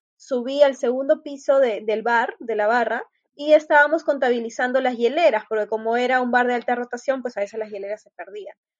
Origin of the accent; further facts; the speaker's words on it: Trujillo, La Libertad, Peru; mi tierra, de Trujillo.